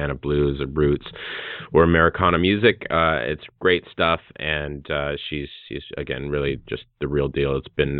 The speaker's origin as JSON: {"language": "English", "region": "Hawaii", "country": "United States", "said": "I'm an artist from Hawaii"}